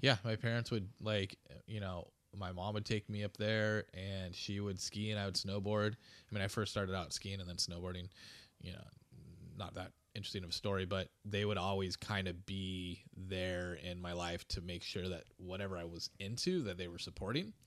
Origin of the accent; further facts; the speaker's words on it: Huntington Beach, California, United States; I grew up in, uh, Huntington Beach, California